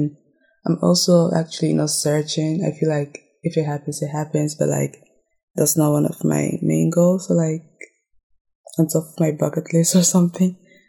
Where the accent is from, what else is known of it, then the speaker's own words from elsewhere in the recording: Ghana; Well, growing up in Ghana, I think I saw love as something nice.